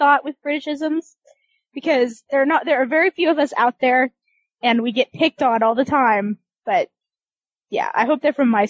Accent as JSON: {"language": "English", "region": "Kansas", "country": "United States", "said": "but I'm really from Kansas and I've never been to Britain, so I have no idea."}